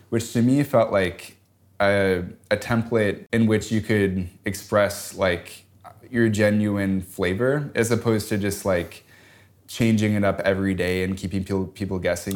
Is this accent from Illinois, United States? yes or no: yes; Chicago, Illinois, United States; growing up in Chicago